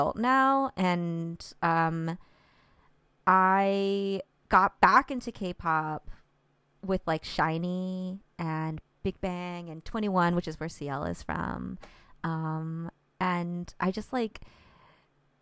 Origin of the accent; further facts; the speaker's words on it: Central Florida, United States; I grew up in Central Florida